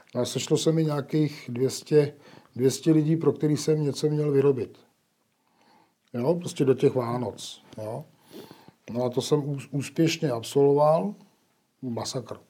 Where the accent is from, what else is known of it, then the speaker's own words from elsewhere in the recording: Nejdek, Karlovy Vary Region, Czechia; Já jsem eh, z Nejtku, to je u Karlových varů